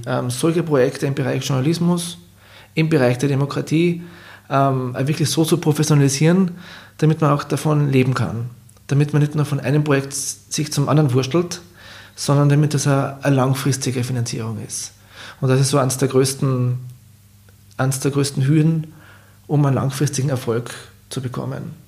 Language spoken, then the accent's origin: German; Klagenfurt, Carinthia, Austria; born or raised there